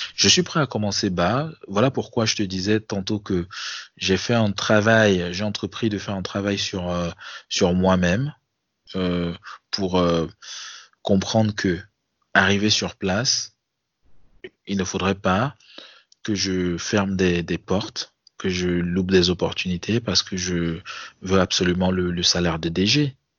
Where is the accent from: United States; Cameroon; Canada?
Cameroon; moved away as an adult; now in France; Ça, fait quatre ans que je suis parti du Cameroun